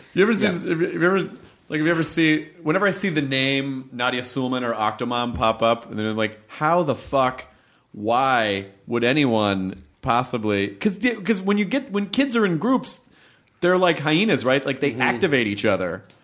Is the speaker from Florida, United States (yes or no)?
yes; Miami, Florida, United States; moved away; I grew up in Miami.